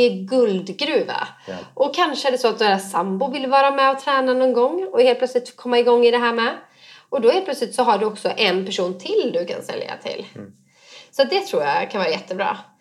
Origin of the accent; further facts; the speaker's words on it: Borås, Västra Götaland, Sweden; från min hemstad Borås